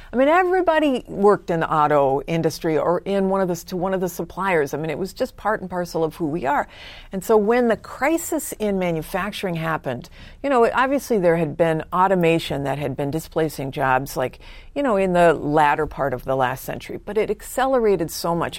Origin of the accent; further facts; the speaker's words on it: California, United States; also born or lived in Vancouver, British Columbia, Canada / Michigan; I was born in Vancouver, British Columbia, Canada, but came to the U S with my parents when I was four. And, um, and we moved to Southern California and then to Northern California